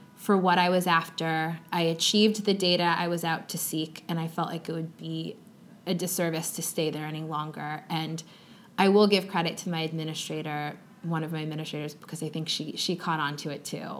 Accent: Long Island, New York, United States; So I grew up on Long Island in New York.

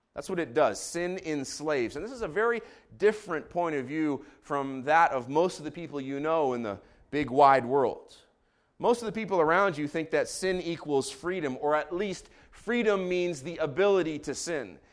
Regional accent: Israel; moved away; I grew up in Israel, so I'm gonna read these names in Hebrew

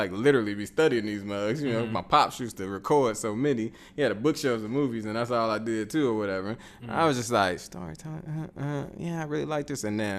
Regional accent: Chicago, Illinois, United States; I'm from Chicago and like we don't talk to each other like that, you know, walking down the street.

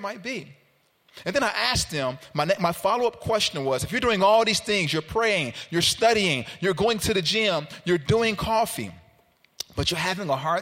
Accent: Chicago, Illinois, United States; also born or lived in Carbondale; I'm from Chicago, but I went downstate for school

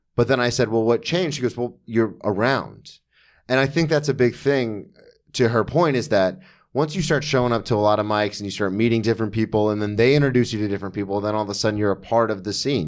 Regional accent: Florida, United States; I grew up in Florida

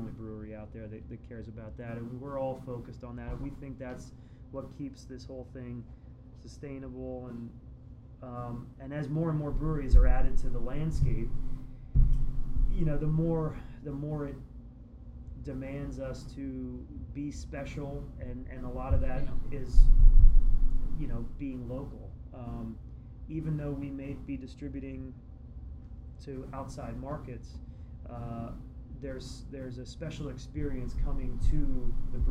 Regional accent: Kutztown, Pennsylvania, United States; I grew up in Kutztown

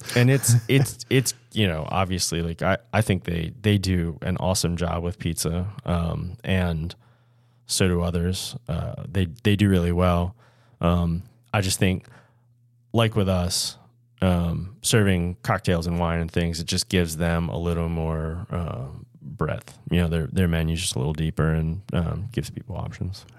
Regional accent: Washington County, Maryland, United States; I grew up in Washington County

